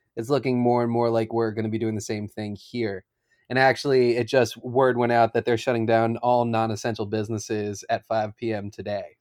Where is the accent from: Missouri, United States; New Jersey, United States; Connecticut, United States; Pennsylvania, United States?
Pennsylvania, United States; Philadelphia; I grew up in Philadelphia